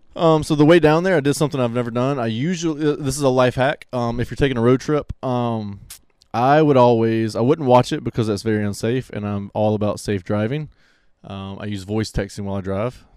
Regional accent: Pensacola, Florida, United States; I'm from Pensacola

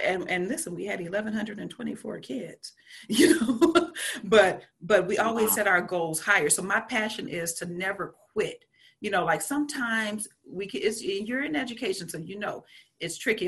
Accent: Louisiana, United States; growing up in Louisiana, I grew up Catholic

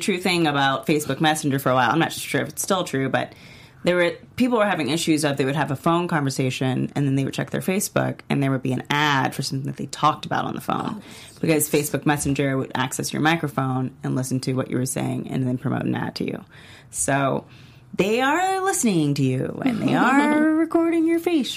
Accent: United States; as an American

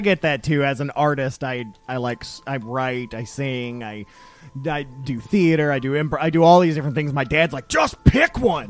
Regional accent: Toledo, Ohio, United States; now in Louisville, United States; my hometown Toledo

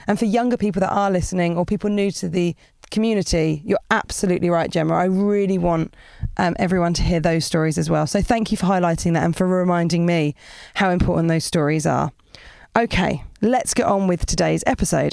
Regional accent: Portsmouth, South East England, United Kingdom; moved away as an adult; now in London, United Kingdom; I'm British. I'm from, um, a place called Portsmouth

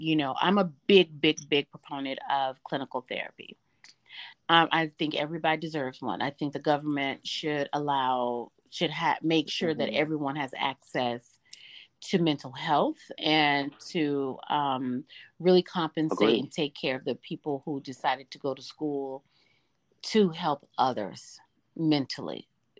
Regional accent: the South, United States; And I was raised in the South, and that's not something we talked about because there was a church on every corner.

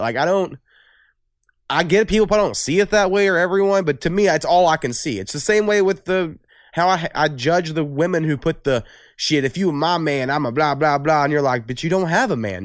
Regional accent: Waurika, Oklahoma, United States; from my hometown of Orica

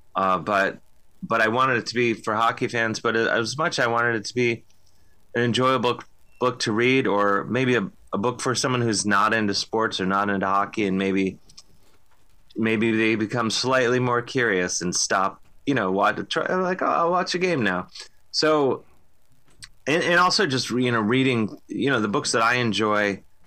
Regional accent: Cleveland, Ohio, United States; now in New York, United States; growing up in Cleveland

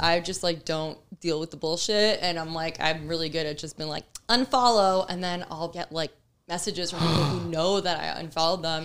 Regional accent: Miami, Florida, United States; moved away as an adult; now in Tampa Bay, United States; I was born and raised in Miami. I'm Cuban

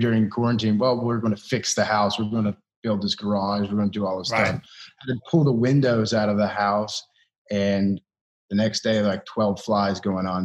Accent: Kentucky, United States; moved away; I'm from Kentucky

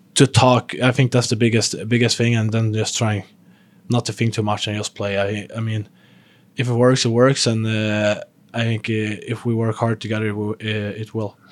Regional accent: Sweden; moved away as an adult; I came from, from living with, still living with my parents back home in Sweden. Um, still living in my hometown

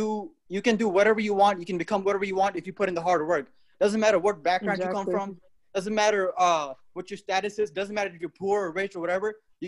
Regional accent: India; now in United States; I'm an immigrant from another country, right? I'm from India.

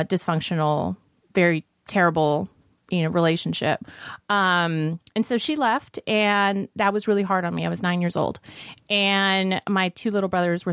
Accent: Las Vegas, Nevada, United States; also born or lived in Glendale, California; now in Los Angeles, United States; I grew up in Las Vegas

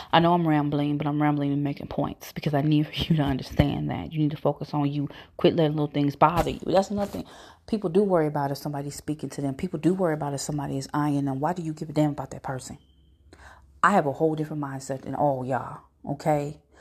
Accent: Phoenix, Arizona, United States; also born or lived in Houston, Texas; now in St. Louis, United States; I was born here, but I was raised in Phoenix, okay? I also lived in Houston

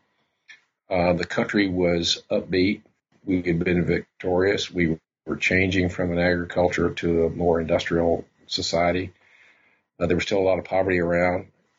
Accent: the South, United States; I'm fiddling around with another book in my head about growing up in the South in the 1950s and what that was like from the perspective of a kid.

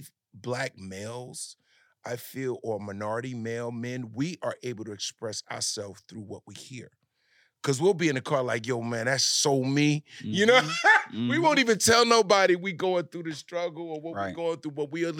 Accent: New Jersey, United States; Yeah, I'm from Jersey. So I grew up in the New York, Jersey, you know.

